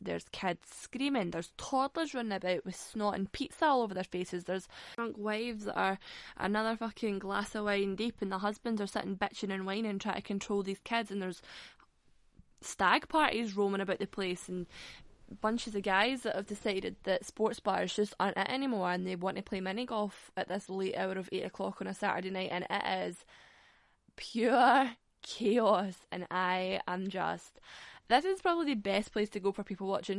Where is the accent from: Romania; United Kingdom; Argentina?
United Kingdom; Glasgow, Scotland; I'm from Glasgow.